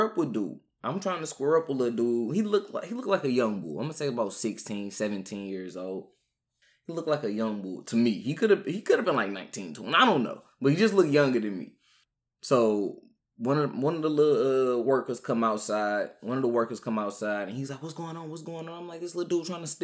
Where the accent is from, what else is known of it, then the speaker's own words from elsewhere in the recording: St. Louis, Missouri, United States; I'm from St. Louis